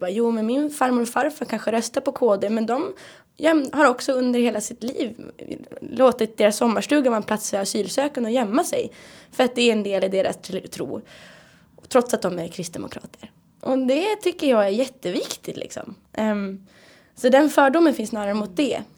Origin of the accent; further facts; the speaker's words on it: Härnösand, Västernorrland County, Sweden; i Härnösand, där jag kommer ifrån